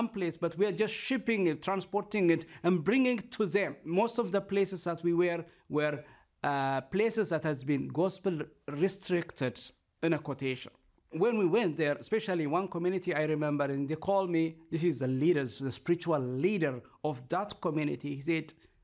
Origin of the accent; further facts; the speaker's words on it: Ethiopia; I'm from Ethiopia.